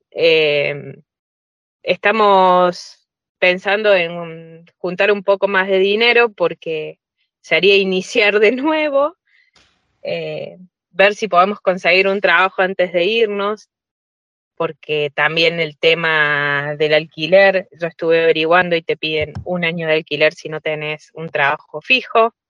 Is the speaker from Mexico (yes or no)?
no; Córdoba, Argentina; now in San Candido, Italy; soy de Córdoba Capital, estoy viviendo en Italia, en San Cándido